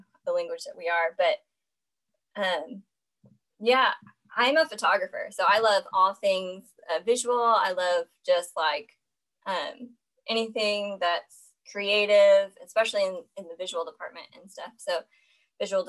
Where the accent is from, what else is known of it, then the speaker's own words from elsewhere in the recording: Minnesota, United States; moved away as an adult; I am from Minnesota, born and raised there.